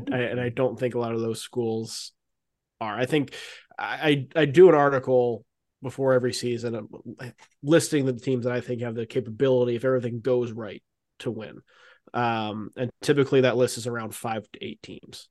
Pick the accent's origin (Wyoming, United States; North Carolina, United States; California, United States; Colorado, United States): North Carolina, United States; Raleigh; I grew up here in in Raleigh